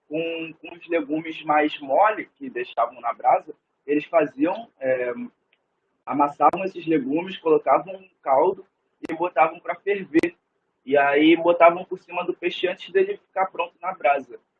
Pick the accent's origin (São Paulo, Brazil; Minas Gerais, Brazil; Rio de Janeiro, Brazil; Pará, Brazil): Rio de Janeiro, Brazil; Niterói; also born or lived in Cabo Frio; eu nasci em Niterói, nasci em Niterói, fui criado uma parte da minha vida em Niterói, depois morei em Bangu, morei em Campo Grande, morei em Itaboraí novamente em Niterói.